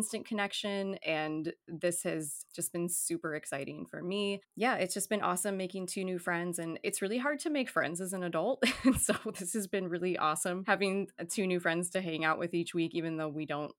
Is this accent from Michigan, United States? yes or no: yes; Michigan, United States; moved away as an adult; now in San Diego, United States; I grew up in Michigan, but I live in San Diego, and I've been here since 2005